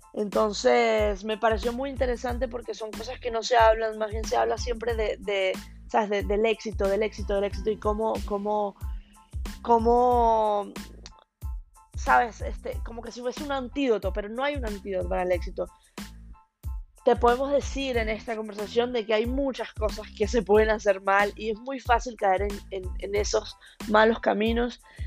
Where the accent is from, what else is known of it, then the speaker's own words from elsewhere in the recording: Venezuela; now in Hong Kong; soy una venezolana ex jugadora de tenis profesional